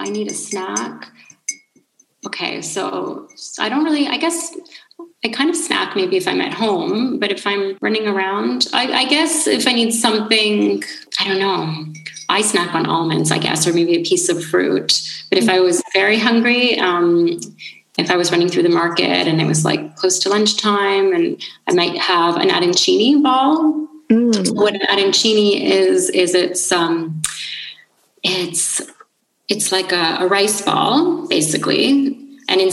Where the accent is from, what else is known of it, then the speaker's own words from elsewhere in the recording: Thunder Bay, Ontario, Canada; first language English; moved away as an adult; also born or lived in Brampton, Ontario / London, United Kingdom; now in Calabria, Italy; So I was born in Thunder Bay and I lived there until I was 2. So in Northern Ontario. Sorry, not 2. I lived there until I was 12.